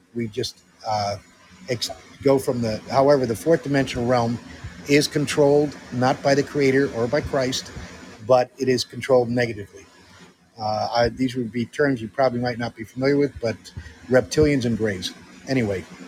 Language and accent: English; Netherlands; moved away as an adult; also born or lived in Connecticut, United States / California, United States; And I grew up in the Netherlands. Uh, I went to high school there in 1969 to 1973.